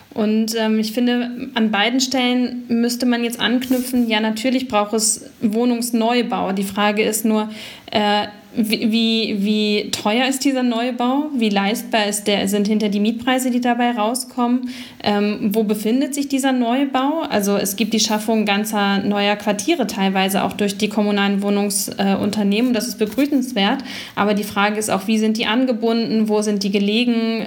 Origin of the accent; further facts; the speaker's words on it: Berlin, Germany; als Berlinerin